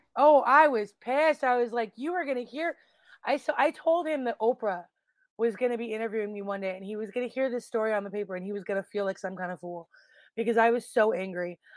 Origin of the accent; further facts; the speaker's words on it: Calgary, Alberta, Canada; I grew up in Calgary, Alberta, Canada